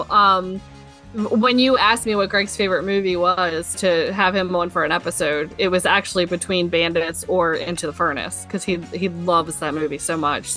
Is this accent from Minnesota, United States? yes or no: no; Baltimore, Maryland, United States; we're from Baltimore